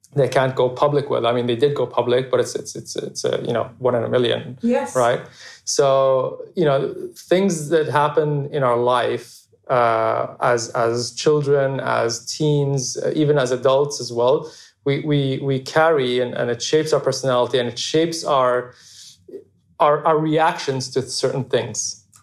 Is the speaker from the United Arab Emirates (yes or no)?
yes; Abu Dhabi, United Arab Emirates; I grew up in Abu Dhabi, just like a, a normal, happy childhood